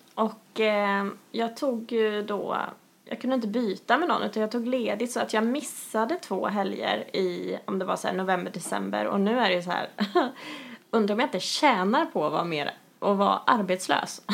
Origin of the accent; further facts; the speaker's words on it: Kristinehamn, Värmland, Sweden; moved away; när jag flyttade tillbaka till Kristinehamn Eh, som är min barndoms, eh, vad ska man säga, min hemstad.